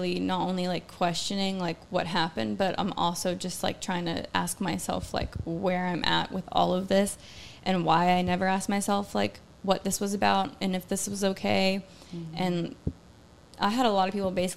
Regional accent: Georgia, United States; growing up in Georgia

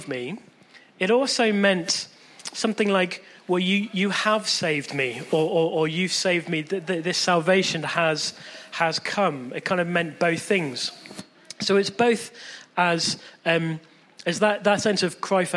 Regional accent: Chippenham, South West England, United Kingdom; born or raised there

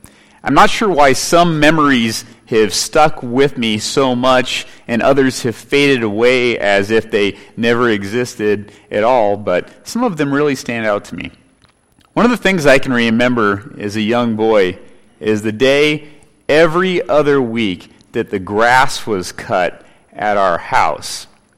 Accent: California, United States; Growing up in California as a boy, I have many memories there.

